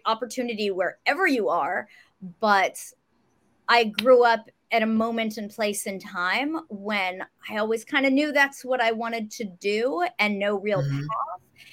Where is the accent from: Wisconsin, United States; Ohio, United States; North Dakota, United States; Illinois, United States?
Ohio, United States; Westerville; now in Los Angeles, United States; I grew up in Central Ohio.